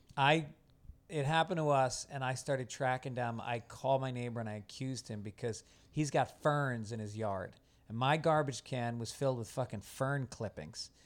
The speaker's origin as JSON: {"language": "English", "region": "New York", "country": "United States", "also_born_or_lived": "Venice, Los Angeles", "moved": "yes", "lives_now": "Los Angeles, United States", "said": "I'm from New York"}